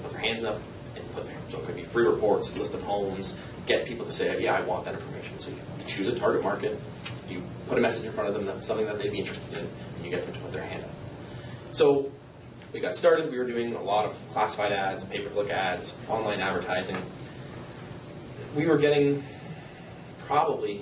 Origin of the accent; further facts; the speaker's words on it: Niagara, Ontario, Canada; moved away as an adult; also born or lived in Lindsay, Ontario; I grew up in Niagara, and I packed up my bags